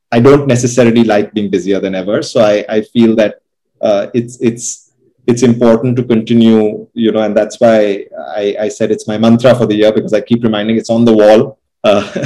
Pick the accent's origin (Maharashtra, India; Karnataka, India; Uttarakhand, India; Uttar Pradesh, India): Uttar Pradesh, India; Lucknow; also born or lived in London; growing up in Lucknow